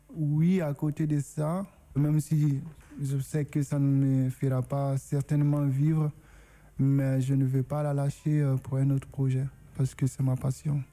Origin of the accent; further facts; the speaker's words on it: Guinea; first language Susu; French is a second language; moved away as an adult; now in France; Je suis originaire de la Guinée, arrivé en France